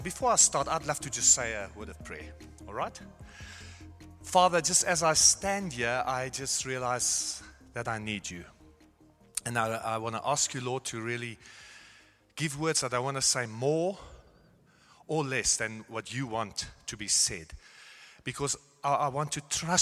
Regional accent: South Africa; moved away as an adult; also born or lived in Netherlands; now in Germany; And I was born in South Africa, gone to Afrikaans school

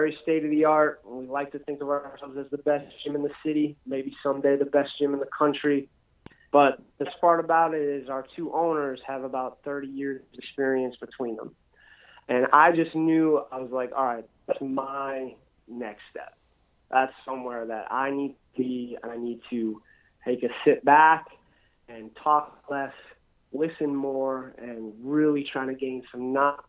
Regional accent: Pennsylvania, United States; moved away as an adult; also born or lived in Aberdeen, South Dakota; I'm from Pennsylvania originally

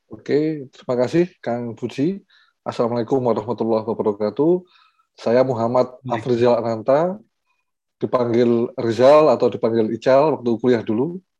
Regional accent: Batu, East Java, Indonesia; diajak untuk balik lagi ke Kota Batu, jadi saya aslinya Kota Batu di Jawa Timur

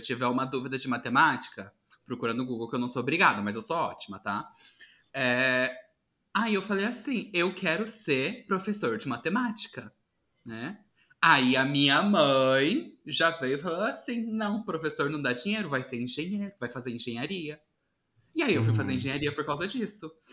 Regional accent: Paraná, Brazil; eu sou do Paraná

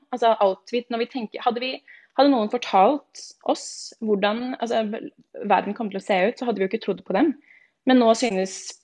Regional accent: Stabekk, Akershus, Norway; moved away as an adult; also born or lived in Shanghai, China; now in Madrid, Spain; jeg er født og oppvokst eh, på Stabekk, rett utenfor Oslo

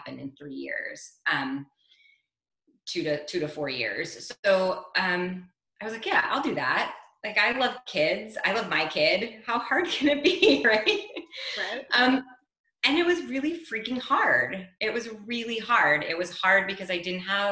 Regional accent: New York City, New York, United States; moved away as an adult; now in Bordeaux, France; I'm originally from New York City. I live in Bordeaux, France

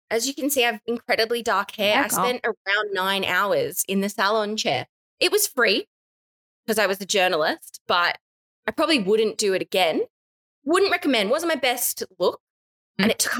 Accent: Australia; being an Australian, and I think this applies no matter where you go around the world

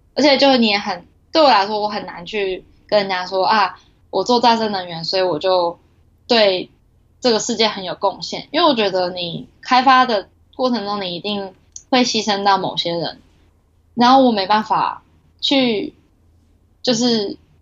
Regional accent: Taiwan; moved away as an adult; now in Japan; 我是台湾人

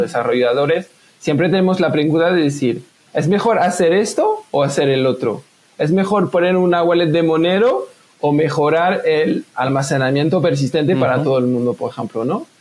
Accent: France; accent: French-speaking; first language French; Spanish is a second language; moved away; a lo mejor se puede escuchar por mi acento, soy francófono, pues, yo vivía en Francia

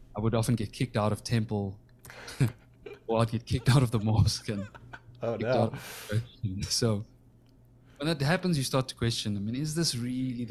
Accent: South Africa; when I was a kid growing up in South Africa

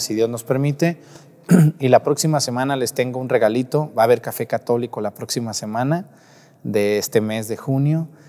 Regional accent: Mexico; como mexicanos católicos que somos

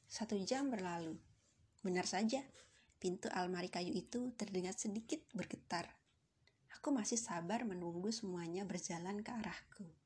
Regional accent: Central Java, Indonesia; born there; now in Yogyakarta, Indonesia; aku sedang berjuang untuk menggel, menempuh gelar sarjana filsafat dari kampus biru di kota Yogyakarta. Kota kelahiranku disebut sebagai kota ukir.

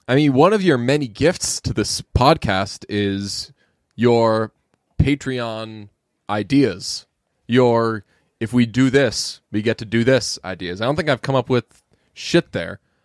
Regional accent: Boston area, Massachusetts, United States; as a, uh, native of the Boston area, I always feel weird saying, like, I'm from Boston. I'm from, like, ten minutes outside of Boston

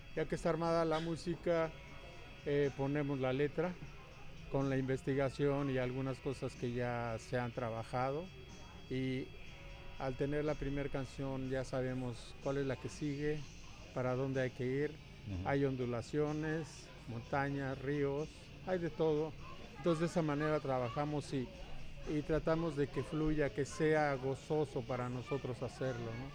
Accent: Yurécuaro, Michoacán, Mexico; allá en mi pueblo, bueno, en nuestro pueblo que se llama Yurecuaro, Michoacán

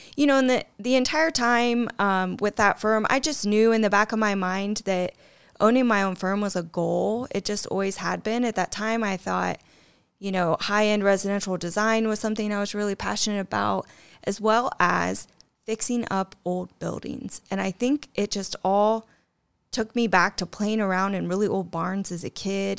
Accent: Middle Point, Ohio, United States; Middle Point, Ohio, I think population, I don't know, maybe 300 at best. So, yeah, grew up on a farm right outside of Middle Point

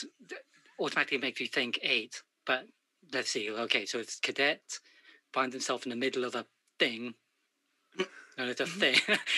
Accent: United Kingdom

